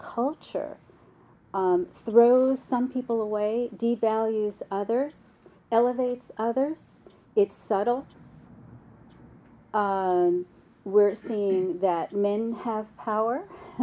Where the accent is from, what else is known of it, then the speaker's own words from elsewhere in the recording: New York City, New York, United States; accent: New York; I grew up in New York in the 60s